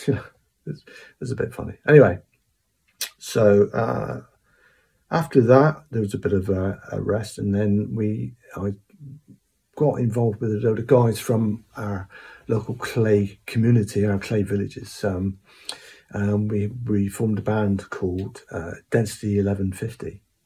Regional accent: Cornwall, South West England, United Kingdom; I was born around the Snort area in Cornwall.

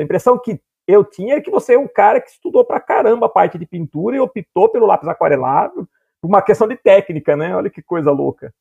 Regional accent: Piracicaba, São Paulo, Brazil; no interior, né, que eu sou de Piracicaba

